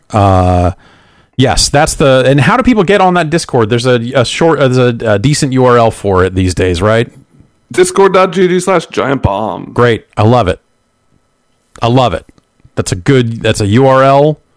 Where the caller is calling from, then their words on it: San Diego, California, United States; Hi, this is uh … from San Diego.